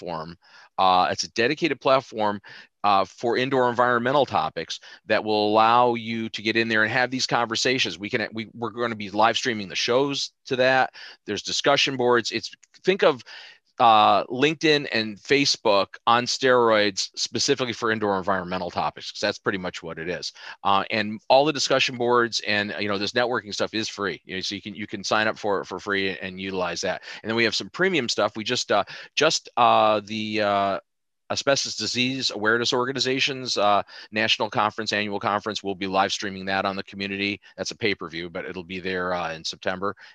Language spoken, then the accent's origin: English; New York, United States; I'm from New York